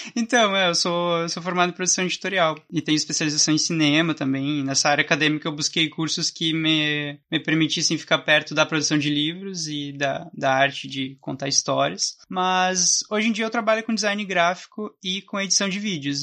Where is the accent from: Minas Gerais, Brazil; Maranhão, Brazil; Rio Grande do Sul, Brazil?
Rio Grande do Sul, Brazil; Santa Maria; sou de Santa Maria, Rio Grande do Sul